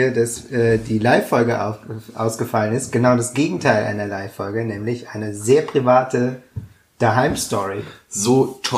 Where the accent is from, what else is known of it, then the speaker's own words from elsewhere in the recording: Stuttgart, Baden-Württemberg, Germany; Also aus Schwaben habe ich, glaube ich, in meinem Leben noch nie gesagt.